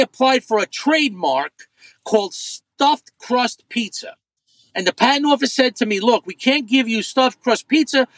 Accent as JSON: {"language": "English", "town": "New York City", "region": "New York", "country": "United States", "tie": "born or raised there", "said": "growing up in Brooklyn"}